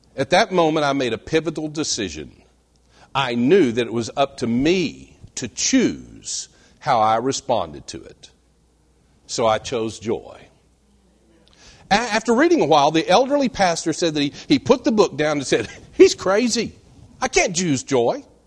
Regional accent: West Texas, United States; I was born and reared in West Texas, dry, flat, arid West Texas

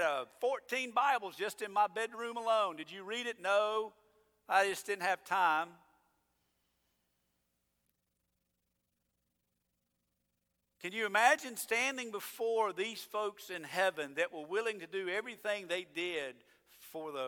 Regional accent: United States; I'm an American

